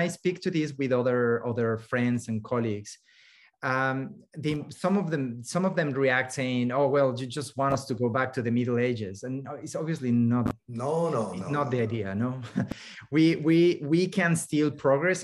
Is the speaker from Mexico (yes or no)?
yes; Mexico City, Mexico; now in Canada; when I was growing up in Mexico City